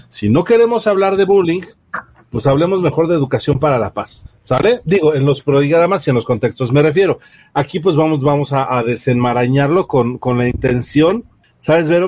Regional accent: Mexico; como buenos mexicanos

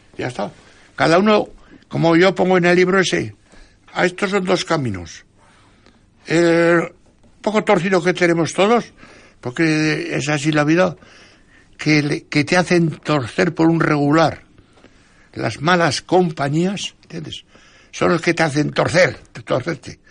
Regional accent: San Vicente, Spain; en mi pueblo, San Vicente

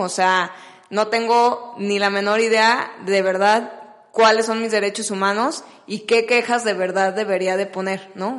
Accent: Guadalajara, Jalisco, Mexico; yo que soy de Guadalajara

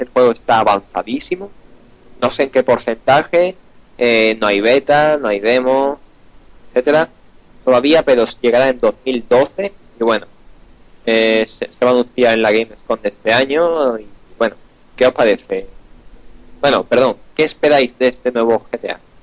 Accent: Andalusia, Spain; accent: Andalusian; estoy intentando quitar mi acento andaluz

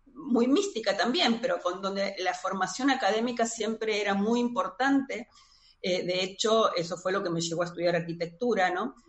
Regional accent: Buenos Aires, Argentina; soy de Buenos Aires, Argentina

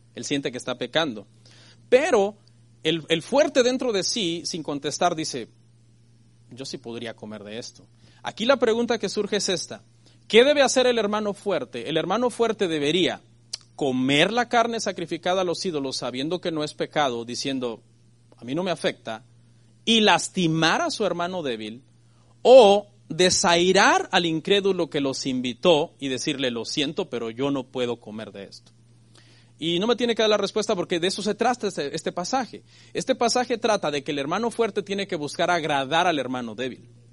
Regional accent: Mexico; a mí que soy mexicano

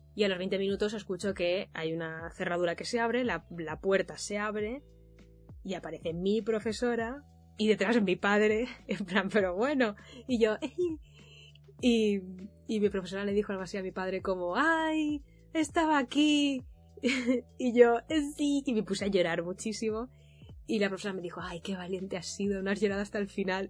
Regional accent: Mallorca, Balearic Islands, Spain; moved away as an adult; also born or lived in Valencia; Yo soy de Mallorca

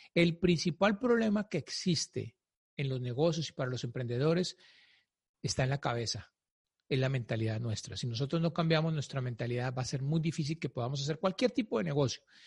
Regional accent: Colombia; Yo soy colombiano

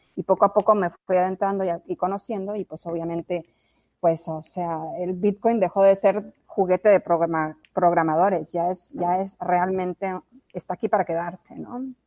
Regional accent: La Guajira, Colombia; also born or lived in Mexico; now in United States; crecí en La Guajira, eh, hice high school en La Guajira

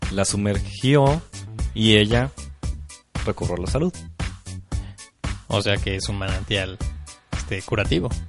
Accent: Los Altos de Jalisco, Mexico; somos salteños y no conocer nuestra región, hoy es pecado.

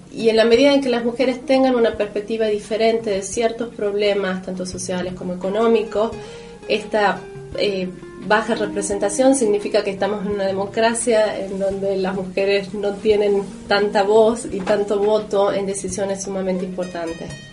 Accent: San Miguel de Tucumán, Tucumán, Argentina; creciendo en Tucumán y en Argentina

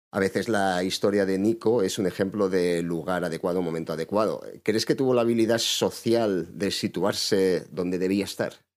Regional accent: Badajoz, Extremadura, Spain; Yo soy pacense, yo soy de Badajoz

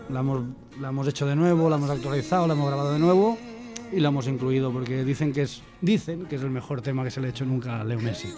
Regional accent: Olot, Catalonia, Spain; mi tierra, Yo soy Dolot.

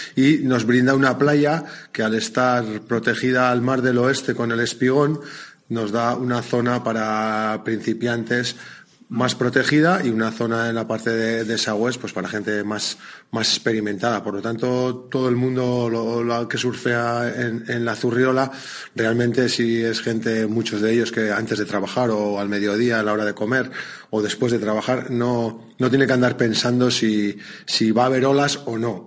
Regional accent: Basque Country, Spain; sitúa nuestra tierra en el mundo del surf, porque muchos cuando viajamos decimos que casi que somos de Mundaka

